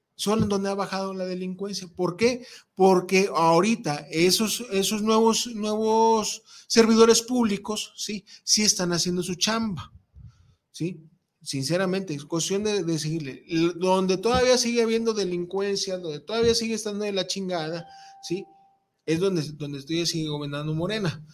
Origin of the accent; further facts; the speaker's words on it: Mexico; mi INE que dice que soy mexicano, cabrón, y soy pueblo